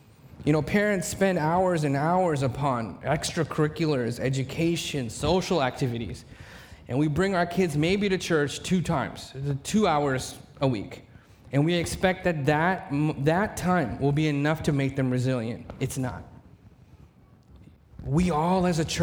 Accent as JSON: {"language": "English", "town": "Mesquite", "region": "Texas", "country": "United States", "tie": "born or raised there", "said": "I was raised in Mesquite, Texas"}